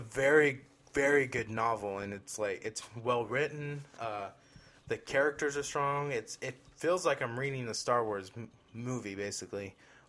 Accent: Queens, New York, United States; I'm from Queens.

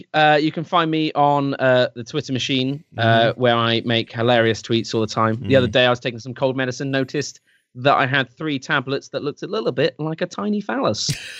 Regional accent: England, United Kingdom; I'm English.

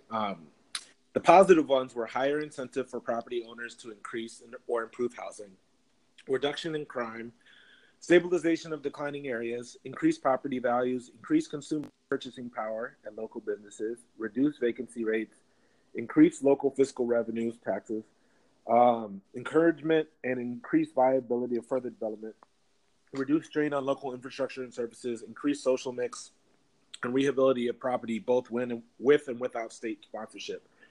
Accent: Minneapolis, Minnesota, United States; moved away as an adult; now in Los Angeles, United States; I grew up in Minneapolis from the age of two to 22, so for 20 years, and uh, grew up in the city

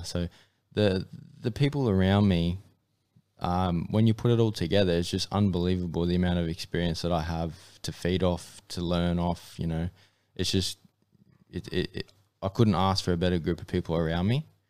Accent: Mackay, Queensland, Australia; I grew up in M M A, uh, in, uh, Mackay, which is up in North Queensland

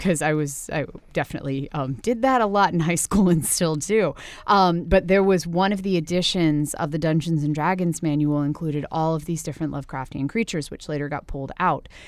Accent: Winchester, Virginia, United States; came from my hometown

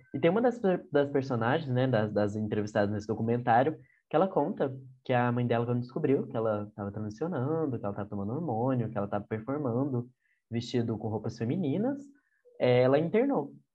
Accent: Goiânia, Goiás, Brazil; eu sou de Goiânia

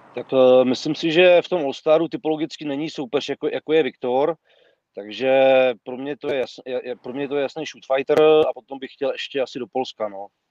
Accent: Prague, Czechia; jsem jakoby Pražák

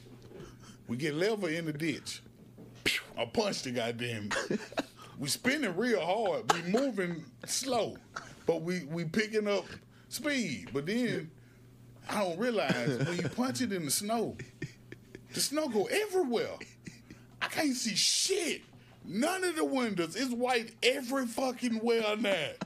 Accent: Alabama, United States; I'm from Alabama

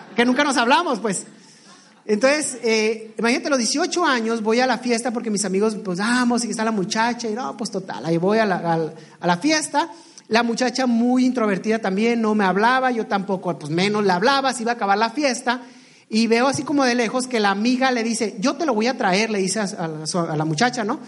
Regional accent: Ensenada, Baja California, Mexico; yo soy originario, bueno, somos originarios de Ensenada, Baja California.

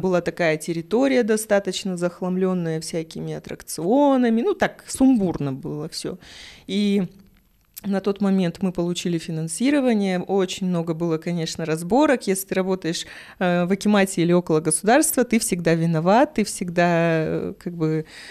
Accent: Kazakhstan; я родилась в Казахстане с такой внешностью

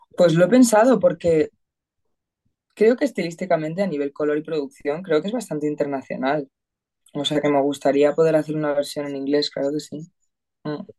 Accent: Madrid, Community of Madrid, Spain; yo soy de Madrid

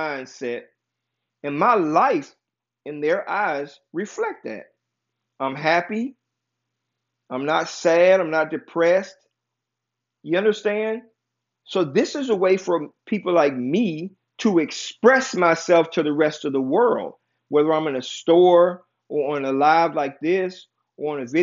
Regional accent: United States; I am from America. I was born and raised in America

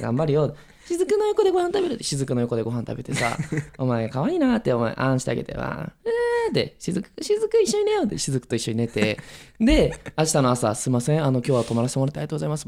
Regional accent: Miyazaki, Japan; now in Tokyo, Japan; 僕らの地元宮崎

